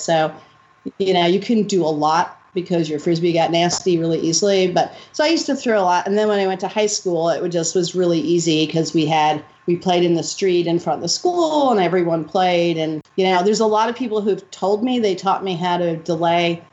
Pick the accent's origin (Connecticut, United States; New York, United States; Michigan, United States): New York, United States; New York City; I grew up in the Upper West Side.